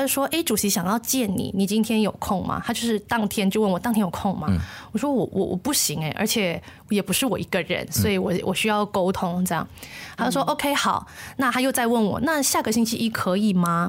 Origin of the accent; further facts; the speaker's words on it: Malaysia; 总是在跟别人介绍马来西亚的时候，我们说，哎，这是一个多元文化的国家